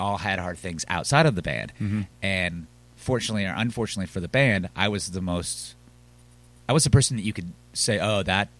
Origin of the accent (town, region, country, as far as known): Reston, Virginia, United States; born or raised there; moved away as an adult; now in Richmond, United States